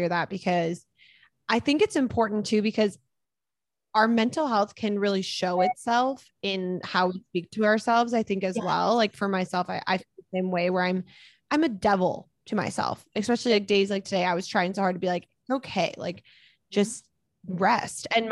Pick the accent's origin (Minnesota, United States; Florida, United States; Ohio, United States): Minnesota, United States; now in Utah, United States; My mom lives in Minnesota. I'm from Minnesota. So my whole family's in Minnesota